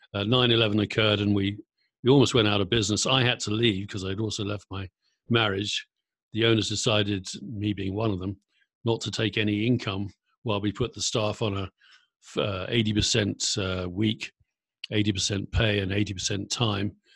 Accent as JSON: {"language": "English", "area": "Surrey", "region": "South East England", "country": "United Kingdom", "also_born_or_lived": "Kent / Berkshire / London / San Francisco Bay Area", "moved": "as an adult", "lives_now": "Brooke, United Kingdom", "said": "I'm originally from Surrey, boring suburbia in uh, southeast England."}